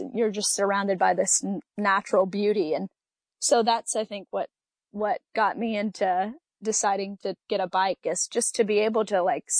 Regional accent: Kentucky, United States; I played soccer in high school, because I'm from Western Kentucky, and we've got the rivers and we've got, you know, some mountains in the east

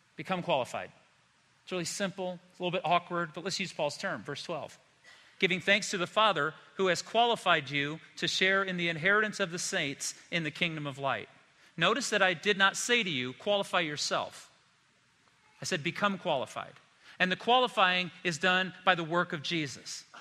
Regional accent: South Bend, Indiana, United States; I grew up in Indiana. Storms would come through South Bend

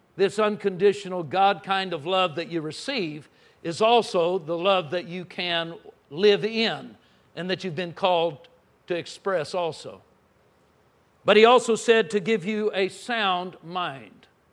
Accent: Southern California, United States; now in Texas, United States; I grew up in Southern California.

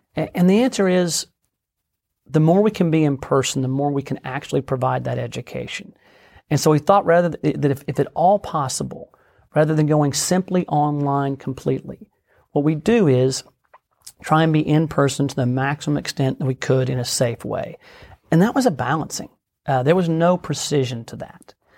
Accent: Oklahoma, United States; also born or lived in Washington, D.C.; I was born and raised in Oklahoma.

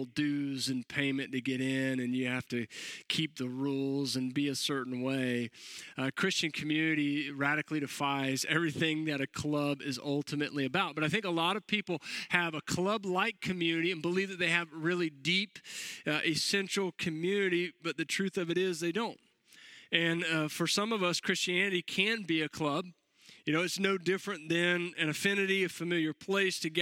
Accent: Florida, United States; also born or lived in Jacksonville; I'm born and raised in Florida

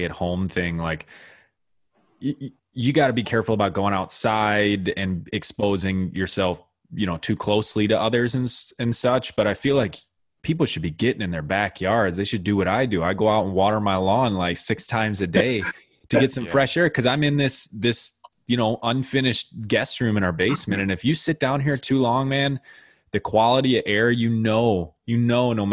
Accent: Midwest, United States; We're from Midwest

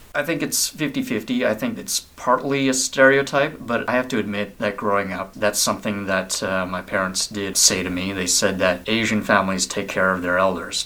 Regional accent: Vancouver, British Columbia, Canada; I am Vietnamese Canadian. I was born in Vancouver

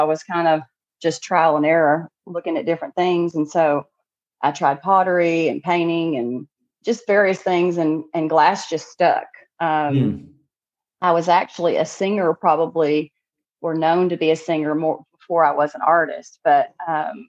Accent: Texas, United States; moved away as an adult; now in Northwest Arkansas, United States; born and raised in Texas

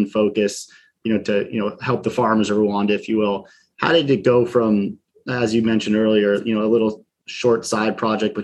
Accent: New York, United States; As a New Yorker

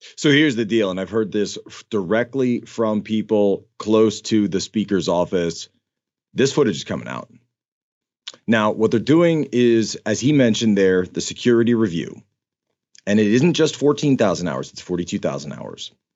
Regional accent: Philadelphia, Pennsylvania, United States; I grew up on the East Coast. right? I'm from the Philadelphia area.

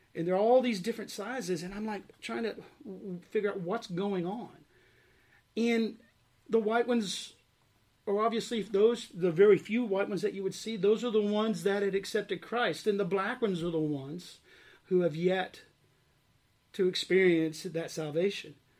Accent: Arkansas, United States; moved away as an adult; I grew up in Arkansas. Uh, I was born and raised there on a farm, actually, uh, and lived there until I graduated high school

